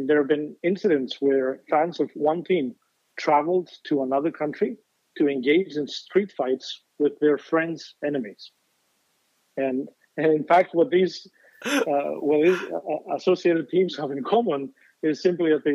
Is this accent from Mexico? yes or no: no; Thessaloniki, Central Macedonia, Greece; English is a second language; moved away as an adult; also born or lived in Denmark / Northern Ireland / Spain / Czech Republic; now in United States; I grew up in Thessaloniki